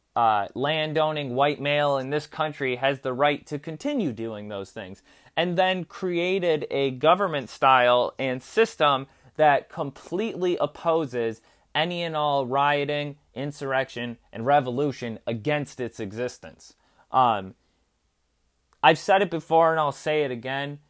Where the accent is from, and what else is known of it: United States